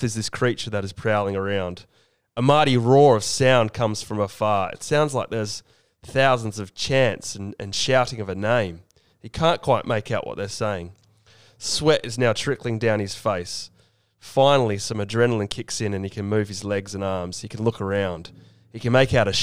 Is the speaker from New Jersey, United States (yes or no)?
yes; New Jersey, United States; I've got New Jersey roots